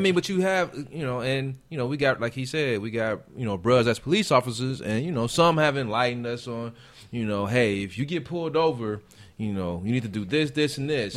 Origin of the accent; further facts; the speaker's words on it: Gary, Indiana, United States; moved away; I'm from Gary, Indiana.